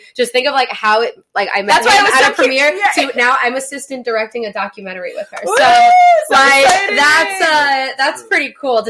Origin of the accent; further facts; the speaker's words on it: New York, United States; moved away; I grew up in New York, and I did, like, commercial stuff when I was little.